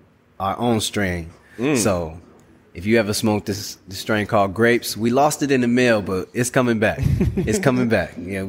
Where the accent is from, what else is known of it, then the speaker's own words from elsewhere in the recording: Chicago, Illinois, United States; moved away; I'm from Chicago